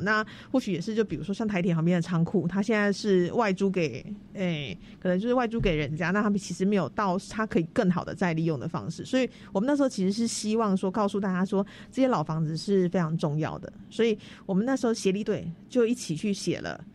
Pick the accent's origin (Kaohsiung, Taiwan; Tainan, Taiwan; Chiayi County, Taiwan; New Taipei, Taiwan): Tainan, Taiwan; 我是台南人，然后我念文化资产保存的